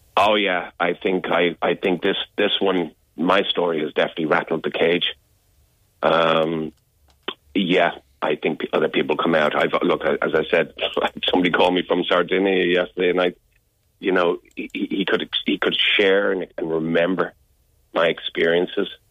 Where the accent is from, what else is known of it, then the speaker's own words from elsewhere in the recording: Dublin, Leinster, Ireland; moved away as an adult; also born or lived in Chicago, United States / England; I was born in Chicago, but I was raised in Dublin. I only lived in Chicago for a month